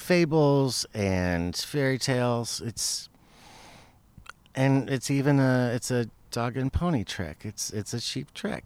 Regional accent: Tucson, Arizona, United States; Tucson. This is my hometown

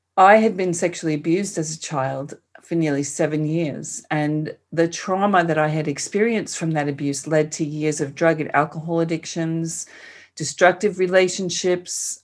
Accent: New York City, New York, United States; accent: New York; moved away as an adult; now in Australia; I was born and raised in Queens, and I spent most of my life there

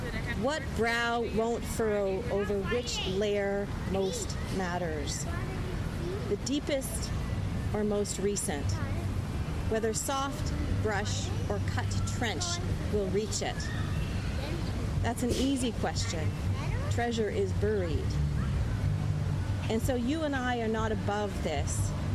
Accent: Saskatchewan, Canada; because I'm from Saskatchewan, I have several poems with mosquitoes in them.

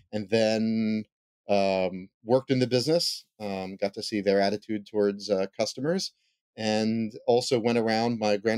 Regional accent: Philadelphia, Pennsylvania, United States; I haven't seen the show The Goldbergs, but we grew up one town over.

